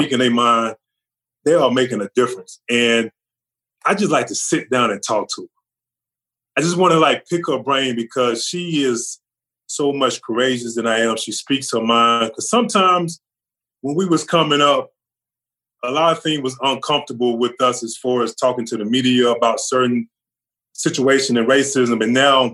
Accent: Charlotte, North Carolina, United States; also born or lived in Louisiana; we moved from Louisiana to North Carolina, to Charlotte

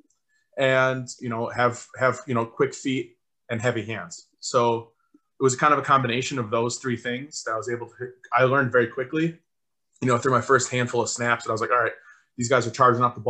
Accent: Wisconsin, United States; grown up, born and raised in Wisconsin

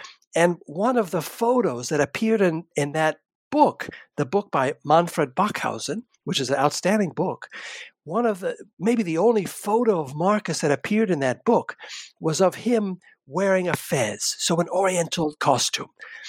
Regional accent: Germany; Now, when I was young, I grew up in part in Germany. So I already knew German

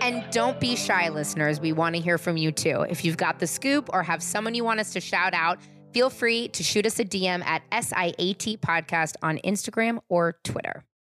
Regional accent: San Francisco, California, United States; I'm from San Francisco

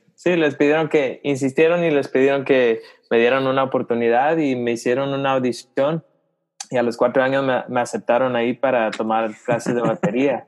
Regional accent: Los Angeles, California, United States; also born or lived in Guatemala; now in Charlotte, United States; soy ah, chapín, pero nacido en, en Los Ángeles

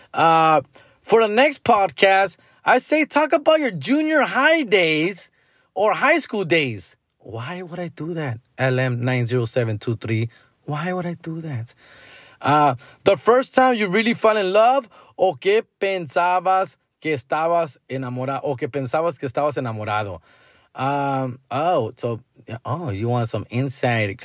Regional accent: Huntington Park, California, United States; born and raised in Huntington Park, California, went to elementary here, went to middle school here, went to high school here.

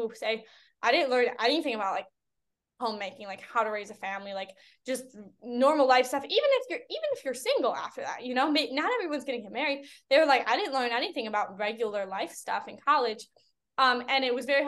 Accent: Chicago, Illinois, United States; I grew up in the Chicagoland area

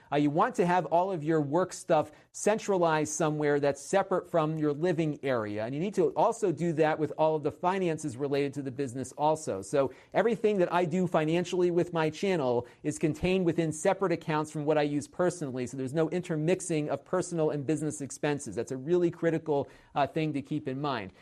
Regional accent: Connecticut, United States; my home state of Connecticut

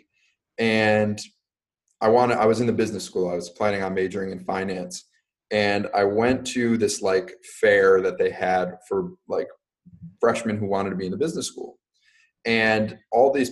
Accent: Racine, Wisconsin, United States; also born or lived in New Jersey / Pennsylvania; now in Milwaukee, United States; moved to Racine, Wisconsin, where I spent the majority of my childhood growing up

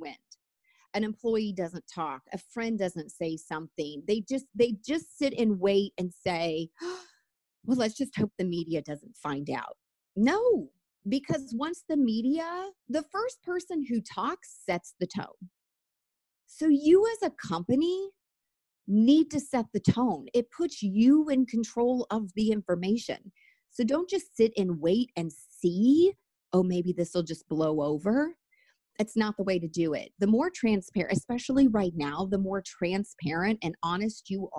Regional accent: United States; as an American

